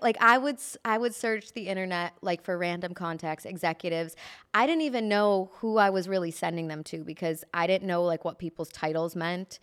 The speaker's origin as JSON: {"language": "English", "town": "Chicago", "region": "Illinois", "country": "United States", "moved": "as an adult", "lives_now": "Los Angeles, United States", "said": "I moved here from Chicago in twenty thirteen"}